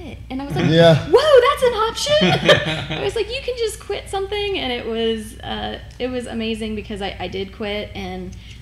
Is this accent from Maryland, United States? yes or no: no; Walton, Kentucky, United States; moved away as an adult; also born or lived in Morehead, Kentucky / Franklin, Tennessee; I grew up in Northern Kentucky. I was born and raised in Walton, little town, and went to school there.